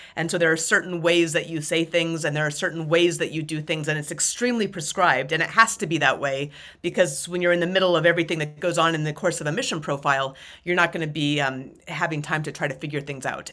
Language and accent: English; Anchorage, Alaska, United States; moved away as an adult; also born or lived in North Carolina; I grew up in the mountains just outside, uh, of Anchorage, Alaska.